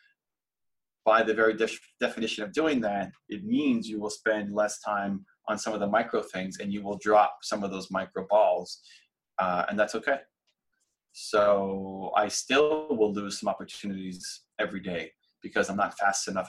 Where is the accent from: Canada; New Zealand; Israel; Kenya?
Canada; Toronto, Ontario; my hometown of Toronto